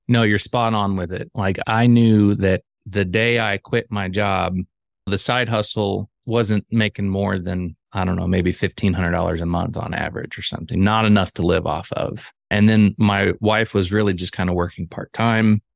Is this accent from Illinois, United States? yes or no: yes; central Illinois, United States; I grew up in the Midwest, actually central Illinois